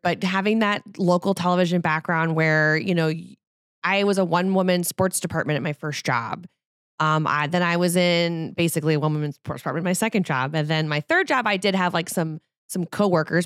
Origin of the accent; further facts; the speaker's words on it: New Orleans, Louisiana, United States; moved away; I'm from New Orleans